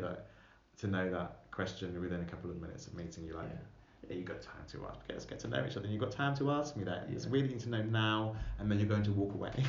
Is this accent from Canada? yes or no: no; England, United Kingdom; I've been, grown up in this country